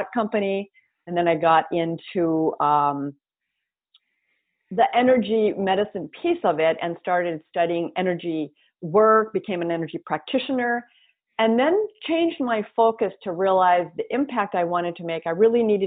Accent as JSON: {"language": "English", "region": "North Dakota", "country": "United States", "tie": "born or raised there", "also_born_or_lived": "Twin Cities, Minnesota", "moved": "as an adult", "said": "Grew up in North Dakota, went to grad school, got my MBA in marketing"}